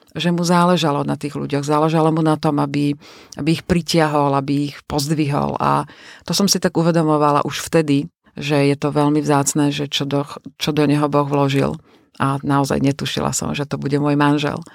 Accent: Liptov, Žilina Region, Slovakia; now in Bratislava, Slovakia; pochádzame z Liptova, ja teda z Liptova, manžel z Oravy, žijeme v Bratislave

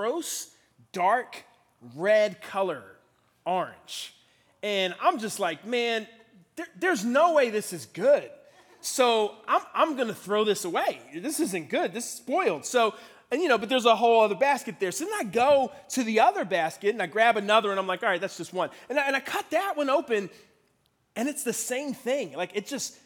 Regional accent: Philadelphia, Pennsylvania, United States; now in Washington, DC, United States; I grew up in Philadelphia, Pennsylvania. That's where I'm from

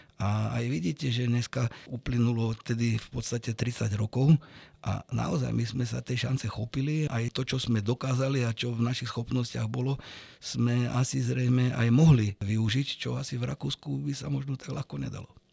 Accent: Arboretum Mlyňany, Nitra Region, Slovakia; ja keď som bol mladší, tak som vyrastal v Arborete

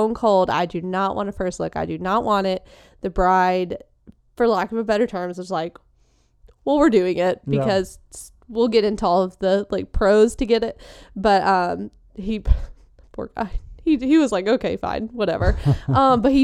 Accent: the South, United States; we're from the South

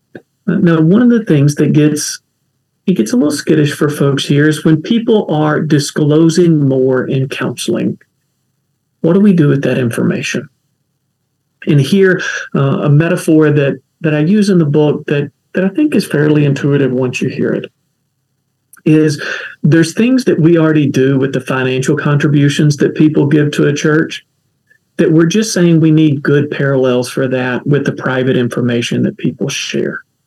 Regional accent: Kentucky, United States; accent: folksy; now in Durham, United States; I talk folksy because I'm from Kentucky

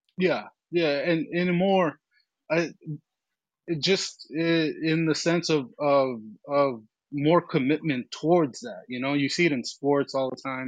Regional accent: Mexico; now in United States; I grew up in Mexico and then was moved to America and I just, I just learned both languages naturally

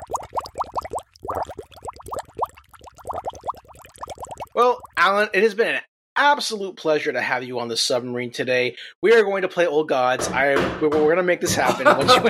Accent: Wilmington, North Carolina, United States; I'm from Wilmington, North Carolina

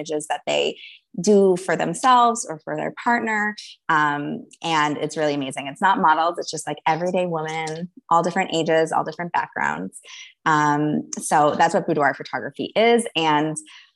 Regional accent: Minneapolis, Minnesota, United States; I grew up in Minneapolis, Minnesota

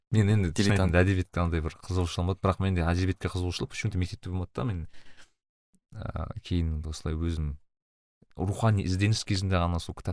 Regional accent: Kazakhstan

